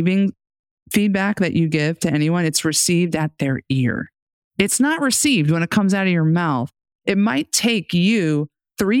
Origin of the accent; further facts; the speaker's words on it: New York City, New York, United States; I grew up in the New York City metro area.